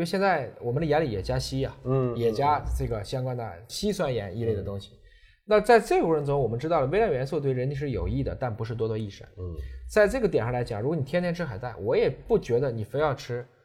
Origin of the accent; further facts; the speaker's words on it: Yantai, Shandong, China; 我老家山东烟台